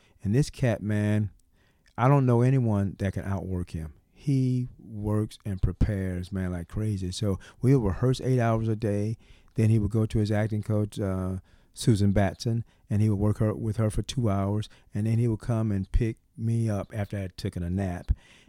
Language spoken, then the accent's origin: English; the South, United States; we're from the South. He's from the South. I'm from the South.